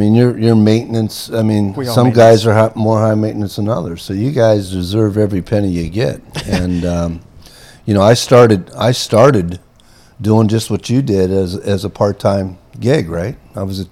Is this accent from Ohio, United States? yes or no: yes; Massillon, Ohio, United States; also born or lived in Canton, Ohio; I was born in Canton, Ohio. Grew up in Massillon, Ohio, which is a big football community